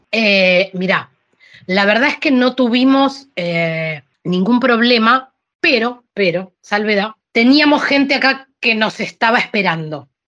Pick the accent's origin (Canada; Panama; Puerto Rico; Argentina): Argentina; also born or lived in Sicily, Italy; now in Alicante, Spain; yo soy argentina